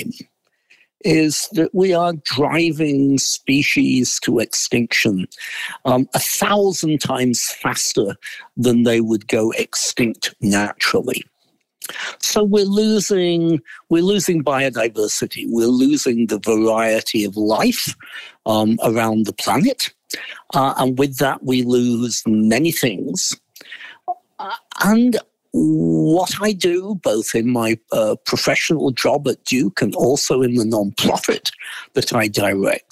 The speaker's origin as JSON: {"language": "English", "area": "Derbyshire", "region": "East Midlands", "country": "United Kingdom", "tie": "born or raised there", "also_born_or_lived": "Oxford, England / Las Cruces, New Mexico", "moved": "as an adult", "lives_now": "United States", "said": "I grew up in Derbyshire, which is the southern end of the Pennines."}